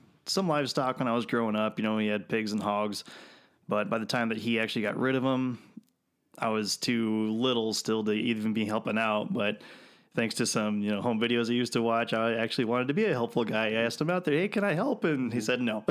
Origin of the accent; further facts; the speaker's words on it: Vermillion, South Dakota, United States; now in Sioux Falls, United States; I grew up in Vermilion, South Dakota